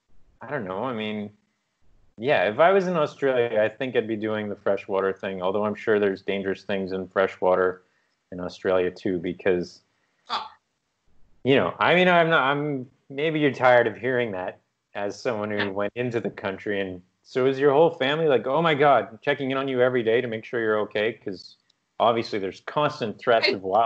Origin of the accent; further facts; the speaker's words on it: East Coast, United States; maybe part of it's because I grew up on the East Coast, so the Atlantic Ocean is not a welcoming...